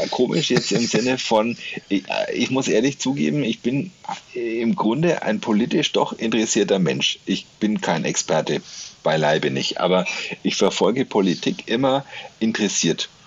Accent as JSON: {"language": "German", "town": "Nuremberg", "region": "Bavaria", "country": "Germany", "tie": "born or raised there", "said": "du und ich, wir sind beide aus Nürnberg. Wir sind hier geboren, wir sind Bayern irgendwie. Also auch wenn wir eigentlich Franken sind."}